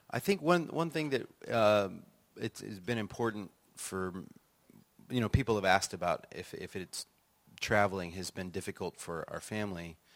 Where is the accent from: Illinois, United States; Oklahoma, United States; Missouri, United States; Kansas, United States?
Illinois, United States; also born or lived in Florida; now in Nashville, United States; No, uh, I grew up partly in Illinois and partly in Florida, but I've been in Nashville for uh, almost 20 years uh, and all my children were born there. So it feels like Nashville is home now.